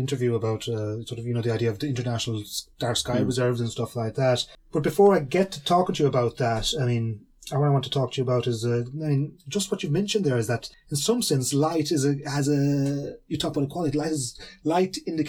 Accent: County Kerry, Ireland; I'm from County Kerry, I'm from Southwest Kerry. That's an international dark sky reserve.

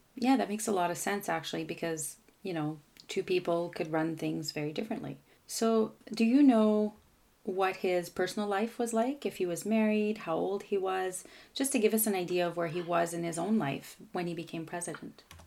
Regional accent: Canada; I'm a Francophone from Canada

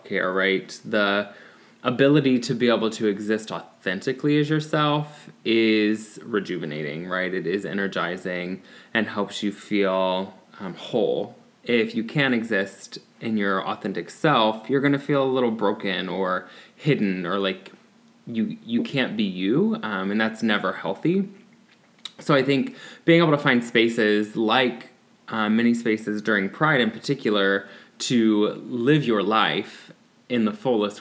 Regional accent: Ohio, United States; I'm still in good old Ohio.

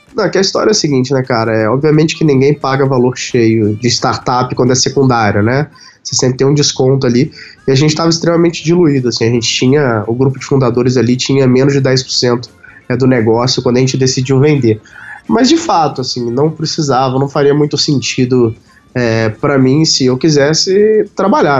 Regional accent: Carangola, Minas Gerais, Brazil; moved away; lá na minha cidade natal, em Carangola

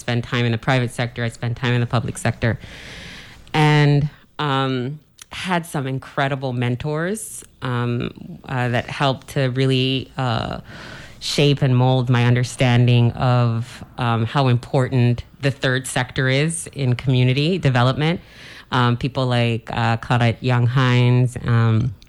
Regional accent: St. Croix, U.S. Virgin Islands; accent: proper English accent; I was born and raised on St. Croix.

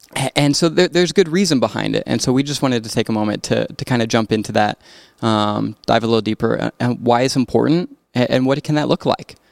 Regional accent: Rapid City, South Dakota, United States; now in Brookings, United States; growing up in Rapid

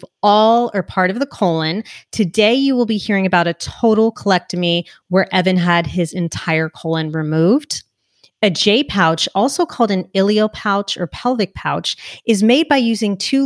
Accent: New Jersey, United States; New Jersey, I'm a Jersey girl too

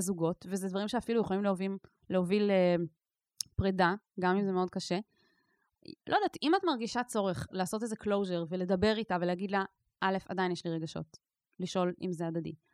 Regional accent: Israel; אני נגיד גדלתי בקיבוץ, שיתופי

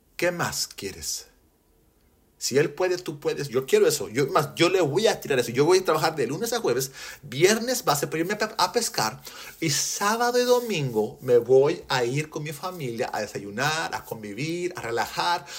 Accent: Mexico; en México, donde yo soy, porque soy mexicano, soy gringo de cascarón, mexicano de corazón

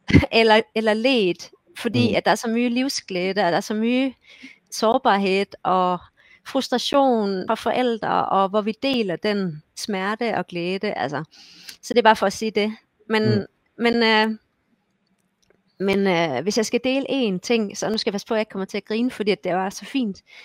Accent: Esbjerg, Southern Denmark, Denmark; moved away as an adult; also born or lived in Odense / Copenhagen; now in Hamar, Norway; Jeg kommer mm. fra Esbjerg, som er på vestkysten, og har så boet også i Odense og København.

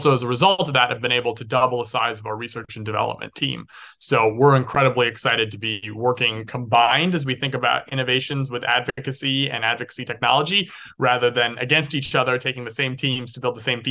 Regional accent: Santa Fe, New Mexico, United States; born and raised in Santa Fe, New Mexico

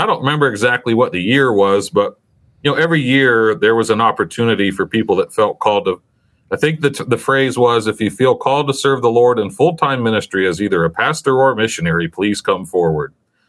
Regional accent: Saegertown, Pennsylvania, United States; I'm from Sagertown, Pennsylvania, which is a small town in northwestern Pennsylvania. When I lived there, it was only about 1,000 people. It's still pretty much that size. So about 1,000 people in Sagertown, and lived there my whole, you know, childhood

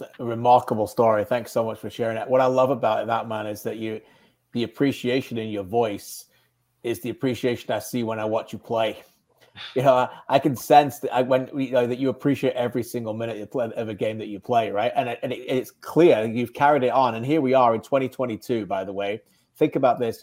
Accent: Birmingham, West Midlands, United Kingdom; where I was born in Birmingham

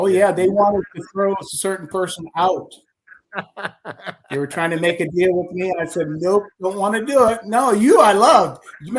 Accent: Austintown, Ohio, United States; I'm from Austintown.

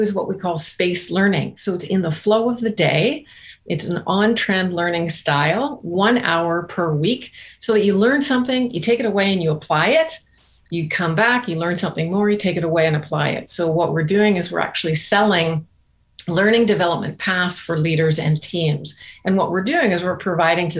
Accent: Canada; now in Barbados; we're Canadian, so our employees have been right from the East Coast to the West Coast

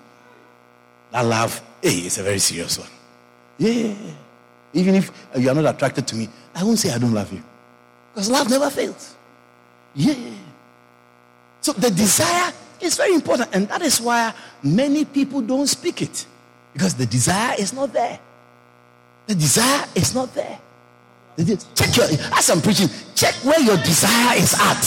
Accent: Ghana

